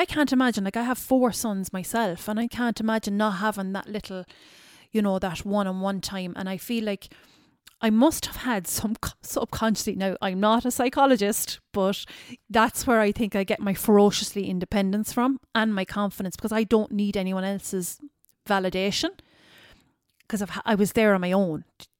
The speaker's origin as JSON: {"language": "English", "town": "Tralee", "region": "County Kerry", "country": "Ireland", "tie": "born there", "also_born_or_lived": "Cork / Dublin", "said": "I was born in Tralee in the hospital there, the old hospital. And I was taken straight away to Cork that day. And then that night I was taken to Dublin."}